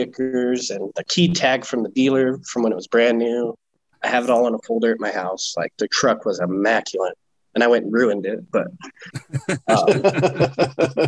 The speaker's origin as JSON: {"language": "English", "town": "Grand Junction", "region": "Colorado", "country": "United States", "tie": "born or raised there", "also_born_or_lived": "Pennsylvania / Iowa", "moved": "as an adult", "said": "I moved back here to my hometown, Grand Junction, and I live 5 minutes"}